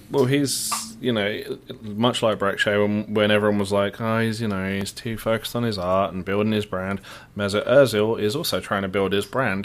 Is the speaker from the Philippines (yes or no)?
no; Luton, East of England, United Kingdom; moved away; I don't pronounce T's. I'm from Luton.